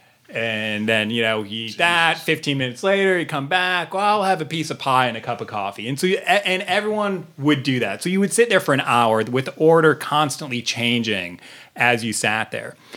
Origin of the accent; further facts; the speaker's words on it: Detroit, Michigan, United States; I grew up in Detroit